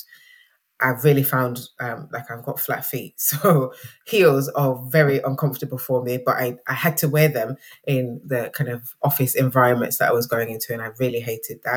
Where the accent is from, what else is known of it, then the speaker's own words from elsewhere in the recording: Nottingham, East Midlands, United Kingdom; moved away as an adult; now in Birmingham, United Kingdom; So I'm originally from Nottingham in the East Midlands. I grew up in an inner city area called Basford.